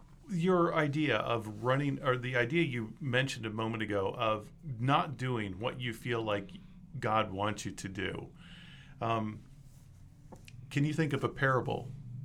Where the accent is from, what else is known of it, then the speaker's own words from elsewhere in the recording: Osawatomie, Kansas, United States; also born or lived in Paola, Kansas; Did you know I grew up in Osawatomie?